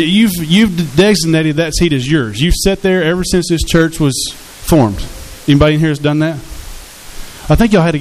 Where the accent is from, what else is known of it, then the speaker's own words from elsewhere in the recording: Hot Springs, Arkansas, United States; I was born and raised here in Hot Springs